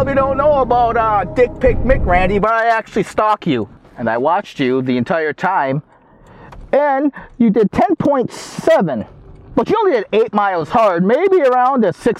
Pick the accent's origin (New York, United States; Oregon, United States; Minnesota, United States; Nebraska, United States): Minnesota, United States; I'm actually from Minnesota.